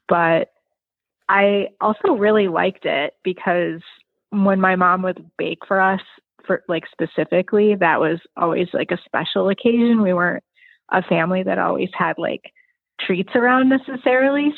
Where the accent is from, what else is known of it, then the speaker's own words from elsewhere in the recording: Joliet, Illinois, United States; also born or lived in Arizona; I grew up in um, in a city that's about an hour south of Chicago called it's called Joliet